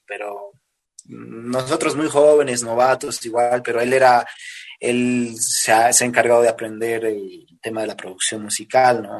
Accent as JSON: {"language": "Spanish", "region": "La Paz", "country": "Bolivia", "said": "soy de acá de Bolivia, de la ciudad de La Paz."}